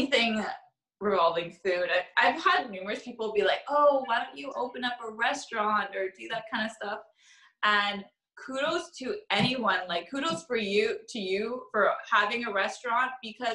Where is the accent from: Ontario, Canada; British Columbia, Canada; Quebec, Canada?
British Columbia, Canada; Vancouver; also born or lived in Toronto; born and raised here in Vancouver.